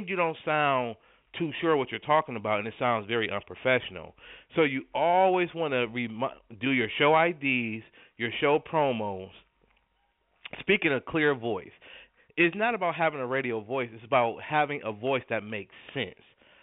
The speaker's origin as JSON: {"language": "English", "town": "Buffalo", "region": "New York", "country": "United States", "moved": "yes", "said": "I'm originally from Buffalo, New York."}